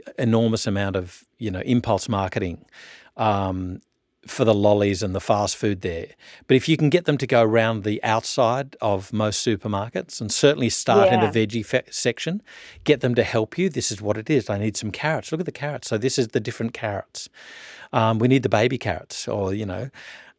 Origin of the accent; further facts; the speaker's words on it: Orange, New South Wales, Australia; also born or lived in Canberra; growing up in Orange and New South Wales and having access to a sort of country lifestyle